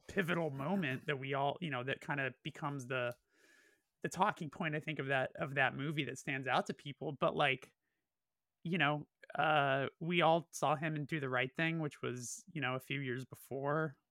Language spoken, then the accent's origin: English; Burbank, California, United States; I'm from Burbank specifically, I was born and raised there